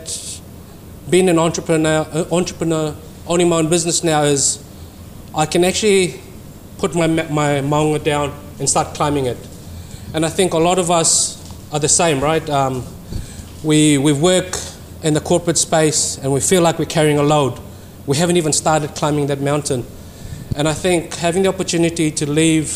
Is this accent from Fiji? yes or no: yes; Fiji; moved away as an adult; now in New Zealand; born and bred in Fiji, came to New Zealand some 20 years ago